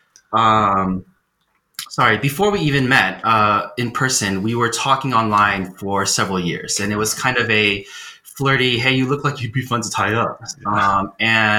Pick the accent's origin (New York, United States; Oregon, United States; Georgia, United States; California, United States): California, United States; now in Colorado, United States; I grew up in California